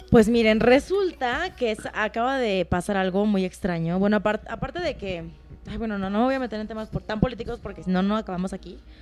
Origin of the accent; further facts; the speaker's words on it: Mexico; ser mexicana